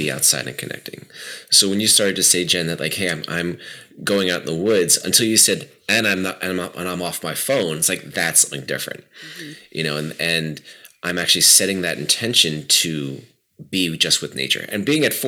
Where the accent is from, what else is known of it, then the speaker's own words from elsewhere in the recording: New York City, New York, United States; I grew up around New York City, so I have that. That's very deep in my bones